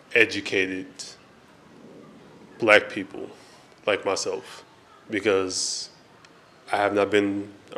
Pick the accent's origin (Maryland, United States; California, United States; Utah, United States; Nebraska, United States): California, United States; Los Angeles; moved away as an adult; now in North Carolina, United States; Well, I am from Los Angeles, California, Hollywood.